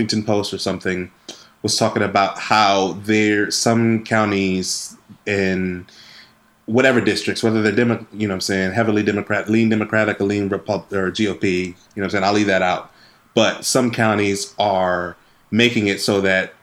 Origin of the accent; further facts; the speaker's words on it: Wisconsin, United States; my home state of Wisconsin